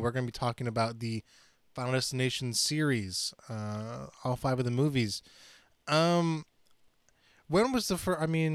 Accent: Chattanooga, Tennessee, United States; moved away; in my hometown, which I'm moving back to, so I guess I can say Chattanooga, Tennessee is where I was born

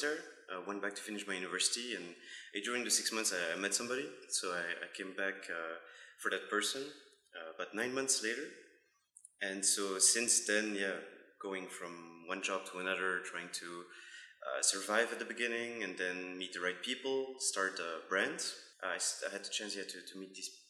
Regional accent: Belgium; moved away as an adult; also born or lived in Guangzhou, China; now in Shenzhen, China; I'm from Belgium. I've been in China for about 9 years

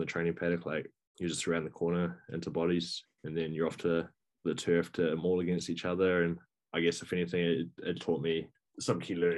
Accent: Northland, New Zealand; growing up in Northland

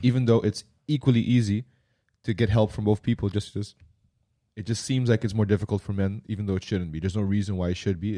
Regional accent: Curaçao; growing up on Curacao when we were younger

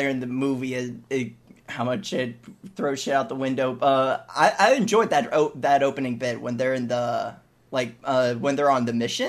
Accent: Canada; Yeah, so I'm Canadian.

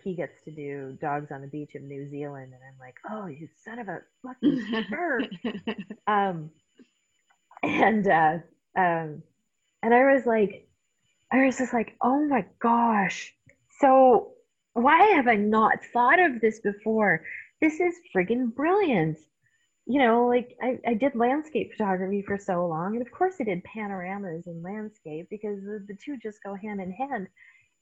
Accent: Canada; accent: Canadian; moved away as an adult; also born or lived in Newfoundland; now in Spokane, United States; I come from Canada

